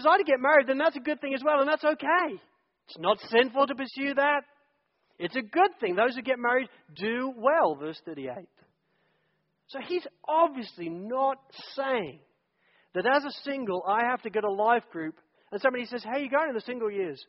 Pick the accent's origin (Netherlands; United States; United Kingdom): United Kingdom; England; I'm an English guy